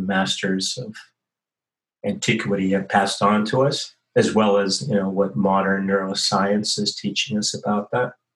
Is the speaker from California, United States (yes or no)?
yes; San Francisco, California, United States; also born or lived in Santa Cruz; now in Sydney, Australia; I was born in uh, San Francisco Bay Area, and in 1954